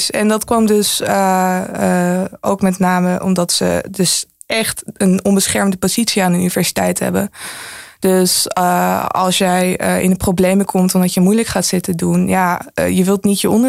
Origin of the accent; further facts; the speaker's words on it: Netherlands; ik ben gewoon een Chinees-Nederlander